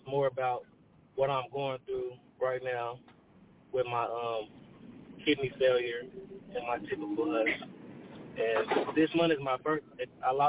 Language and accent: English; Muskogee, Oklahoma, United States; now in Wichita, United States; I'm calling in from the 316 Dub Cake, Wichita, Kansas, you know what I'm saying? But I'm a Okie from Muskogee